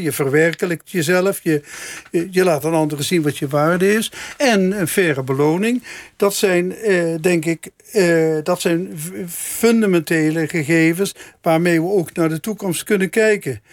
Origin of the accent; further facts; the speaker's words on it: Meijel, Limburg, Netherlands; Ik kom uit Meijel, maar mijn ouders komen wel ietsje verder uit Limburg, dus uit Helden